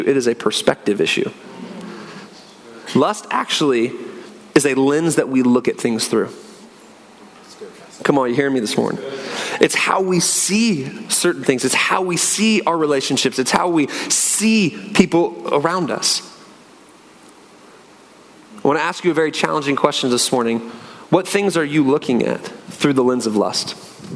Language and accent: English; Northwest Washington, United States; moved away as an adult; also born or lived in Phoenix; We grew up in Northwest Washington, beautiful area, rainy, trees everywhere.